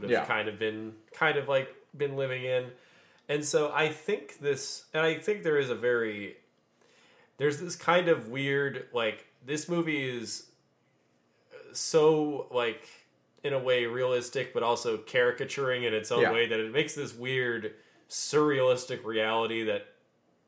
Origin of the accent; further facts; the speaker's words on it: Southwest Florida, United States; I was born and raised in Southwest Florida